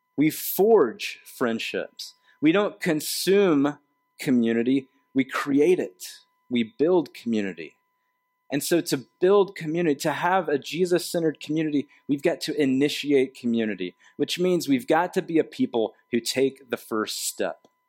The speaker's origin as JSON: {"language": "English", "region": "the South", "country": "United States", "tie": "born or raised there", "moved": "yes", "said": "I grew up in the South where we have this, like, um, second person plural, y'all"}